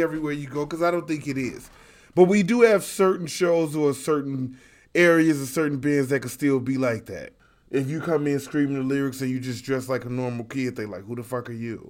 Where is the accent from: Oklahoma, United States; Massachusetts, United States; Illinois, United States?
Illinois, United States; Chicago; we are from Chicago